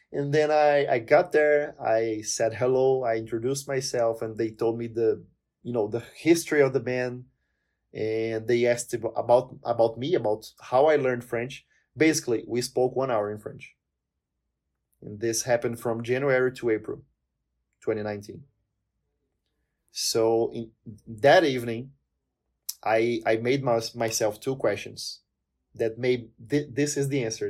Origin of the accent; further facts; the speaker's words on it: Palmas, Tocantins, Brazil; English is a second language; moved away as an adult; now in Curitiba, Brazil; I'm originally from a place called Miracema do Tocantins. It's up north in Brazil, eh, the state of Tocantins. But I lived most of my life in the city of Palmas